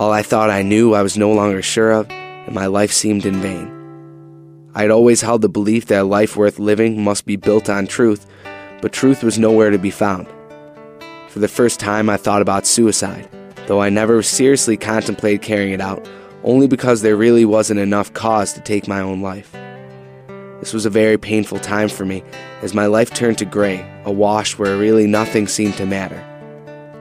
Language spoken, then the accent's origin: English; Buffalo, New York, United States; I grew up in Buffalo, New York